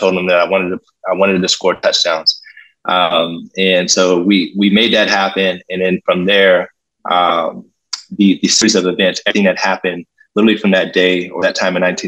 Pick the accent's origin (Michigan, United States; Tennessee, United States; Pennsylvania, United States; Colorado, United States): Pennsylvania, United States; Pittsburgh; I'm originally from Pittsburgh, Pennsylvania, mm-hmm. born and raised